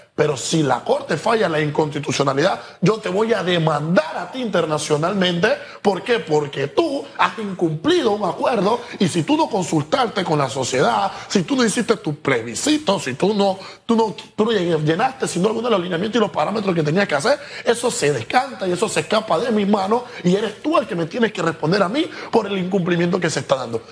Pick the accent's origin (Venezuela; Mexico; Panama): Panama; como Estado panameño